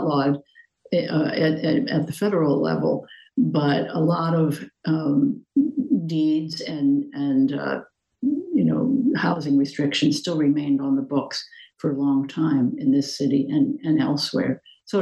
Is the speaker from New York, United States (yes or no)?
no; outside of Philadelphia, Pennsylvania, United States; moved away as an adult; now in San Francisco, United States; I was born in Pennsylvania and grew up outside of Philadelphia